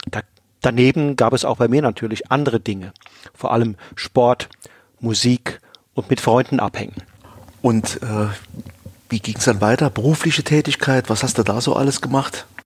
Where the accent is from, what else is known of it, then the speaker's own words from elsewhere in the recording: Rhineland-Palatinate, Germany; Aufgewachsen bin ich im Westerwald, nördlich von Limburg in einer bäuerlichen Familie.